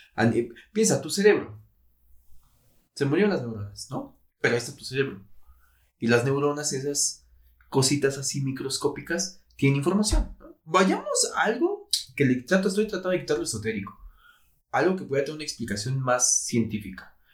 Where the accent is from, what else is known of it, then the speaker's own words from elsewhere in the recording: Mexico; todos como mexicanos